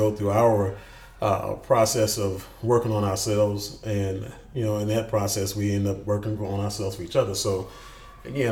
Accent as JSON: {"language": "English", "town": "Houston", "region": "Texas", "country": "United States", "tie": "born or raised there", "said": "I grew up in Houston in a little spot called Fifth Ward"}